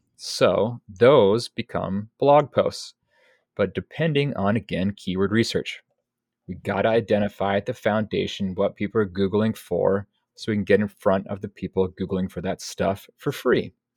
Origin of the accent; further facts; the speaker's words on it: Pacific Northwest, United States; I'm from the Pacific Northwest